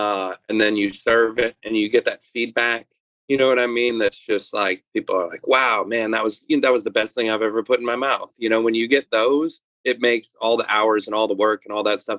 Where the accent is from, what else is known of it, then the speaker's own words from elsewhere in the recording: Northern Ontario, Canada; moved away as an adult; also born or lived in New York; now in Louisiana, United States; I grew up in Canada, way up in Northern Ontario, and my parents owned a truck stop.